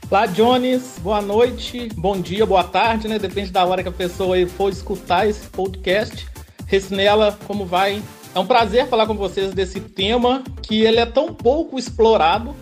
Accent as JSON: {"language": "Portuguese", "town": "Belo Horizonte", "region": "Minas Gerais", "country": "Brazil", "said": "eu sou de Belo Horizonte, mineiro"}